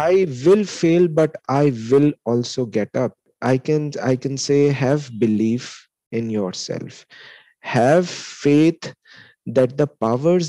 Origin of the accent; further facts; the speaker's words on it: Lucknow, Uttar Pradesh, India; moved away as an adult; Lucknow is my hometown